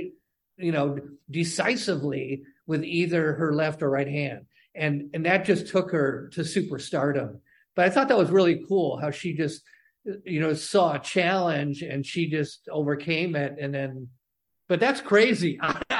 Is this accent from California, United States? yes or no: yes; San Diego, California, United States; I've been a lifelong sports fan growing up in San Diego.